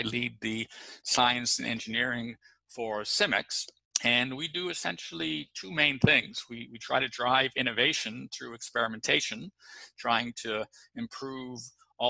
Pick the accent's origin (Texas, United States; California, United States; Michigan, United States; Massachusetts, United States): Massachusetts, United States; Boston; also born or lived in New York / Los Angeles / Chicago / London; And I was from Boston, you know, at that time, or up until that time, I'd lived in New York, LA, Chicago, London, and Miami.